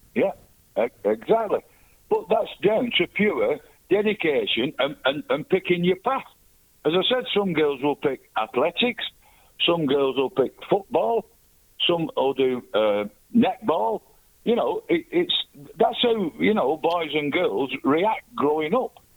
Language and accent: English; England, United Kingdom; I'm English born, British passport